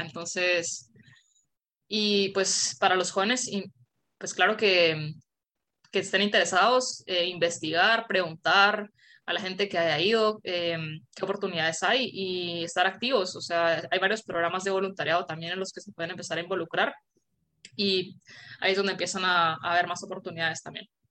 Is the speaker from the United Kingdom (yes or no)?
no; Guatemala; moved away; yo me fui de Guatemala antes de que, antes de que las terminaran y solo jugábamos en dos canchas todo el equipo